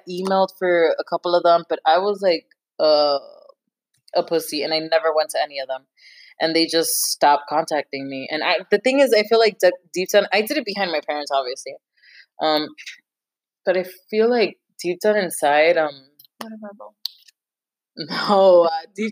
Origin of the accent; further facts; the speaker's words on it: United States; I'm so American